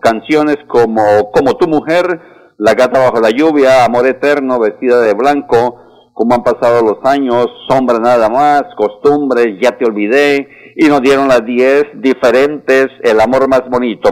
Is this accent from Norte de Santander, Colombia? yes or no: yes; Pamplona, Norte de Santander, Colombia; now in Bucaramanga, Colombia; Soy muy pamplonés del norte de Santander, pero llevo más de 35 años viviendo acá